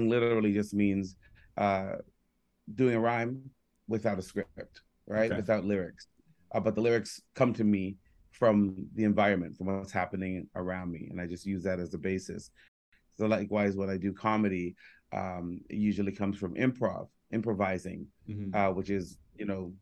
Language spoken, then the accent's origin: English; Toronto, Ontario, Canada; born or raised there; also born or lived in Jamaica